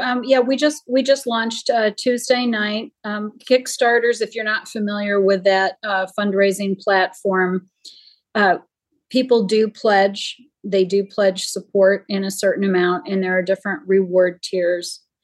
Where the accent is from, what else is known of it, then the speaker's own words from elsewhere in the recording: Jamestown, New York, United States; my hometown is where Lucille Ball grew up, and there now is the the Lucille Ball Museum. It's in Jamestown, New York.